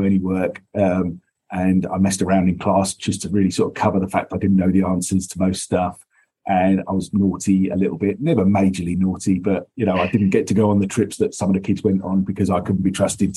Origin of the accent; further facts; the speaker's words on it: Essex, East of England, United Kingdom; now in London, United Kingdom; I grew up in Essex, which is an hour on the train from the city